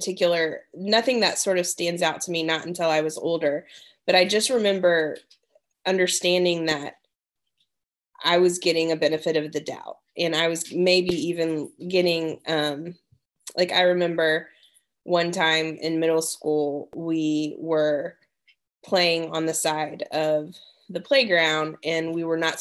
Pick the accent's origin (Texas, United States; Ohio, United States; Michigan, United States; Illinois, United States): Texas, United States; Dallas; also born or lived in Washington, D.C.; now in Smyrna, United States; where I grew up in Dallas, it was pretty diverse